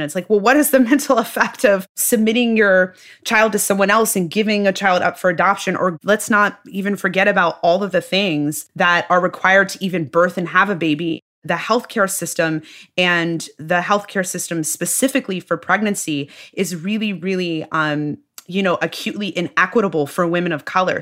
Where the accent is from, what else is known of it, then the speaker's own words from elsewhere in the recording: Midwest, United States; I'm from the Midwest, tried and true Midwesterner. Uh, my whole family's from the Midwest